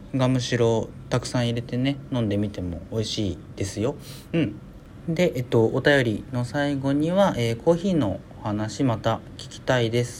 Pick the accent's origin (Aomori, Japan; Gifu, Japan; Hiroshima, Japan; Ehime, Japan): Hiroshima, Japan; 僕広島なんですけど